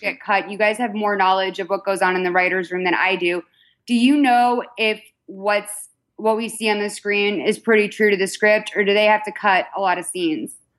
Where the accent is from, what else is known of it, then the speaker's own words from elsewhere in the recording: Massachusetts, United States; I'm from Massachusetts